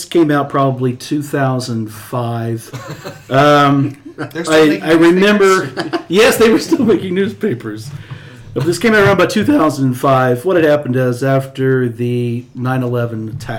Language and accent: English; Indiana, United States; I was born in Indiana, raised in Indiana